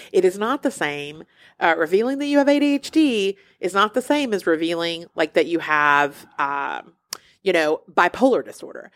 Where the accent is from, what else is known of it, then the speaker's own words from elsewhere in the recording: Alabama, United States; I'm from Alabama